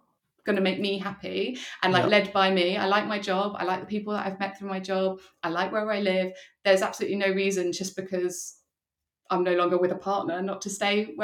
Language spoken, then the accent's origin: English; Surrey, South East England, United Kingdom; moved away as an adult; also born or lived in London; now in Brighton, United Kingdom; I'm from Surrey